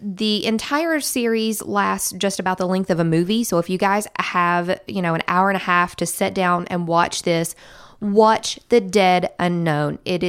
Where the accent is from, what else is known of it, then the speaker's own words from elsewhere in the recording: Southern West Virginia, United States; I am from Southern West Virginia, but my family has ties to Harlan County, Kentucky.